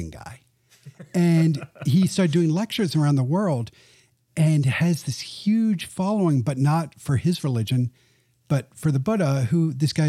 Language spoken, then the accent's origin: English; London, United Kingdom; moved away; also born or lived in Nashville, Tennessee / China; I was born in Nashville, Tennessee. Grew up in parents are from Bowling Green, Kentucky. But I grew up in London, England